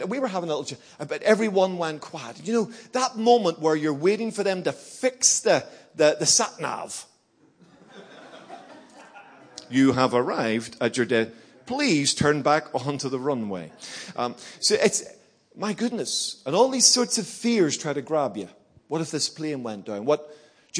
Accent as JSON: {"language": "English", "town": "Belfast", "region": "Northern Ireland", "country": "United Kingdom", "tie": "born or raised there", "also_born_or_lived": "Birmingham", "moved": "yes", "said": "I grew up in Belfast, you know, during the Troubles"}